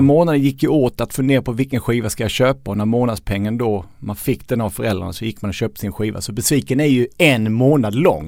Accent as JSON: {"language": "Swedish", "region": "Skåne", "country": "Sweden", "tie": "born or raised there", "also_born_or_lived": "Lund", "said": "Jag är uppvuxen i, i Skåne"}